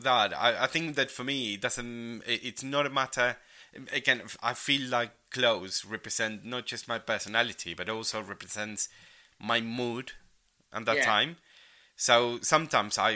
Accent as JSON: {"language": "English", "town": "Rosario", "region": "Santa Fe", "country": "Argentina", "tie": "born or raised there", "second_language": "English", "moved": "yes", "lives_now": "United Kingdom", "said": "before I moved to the UK, like in my hometown in Argentina, in Rosario"}